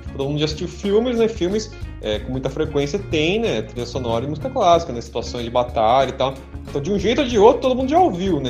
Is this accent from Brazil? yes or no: yes; Brazil; a gente é brasileiro